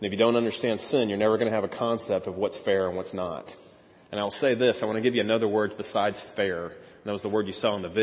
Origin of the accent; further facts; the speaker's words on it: Texas, United States; I grew up in Texas